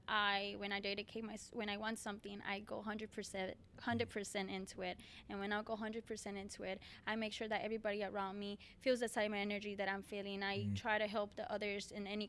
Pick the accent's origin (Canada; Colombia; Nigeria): Colombia; English is a second language; moved away; I'm from Colombia.